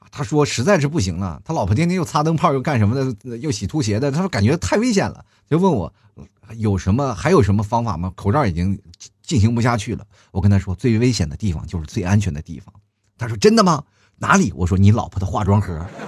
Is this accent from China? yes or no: yes; China; 作为一个中国人